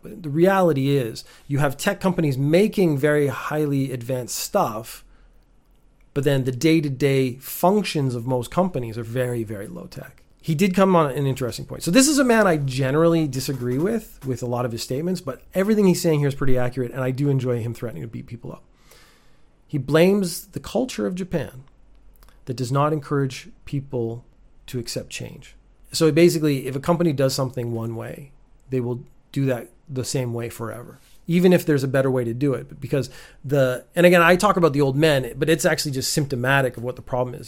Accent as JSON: {"language": "English", "country": "Canada", "tie": "born or raised there", "said": "being Canadian and growing up with America right next door"}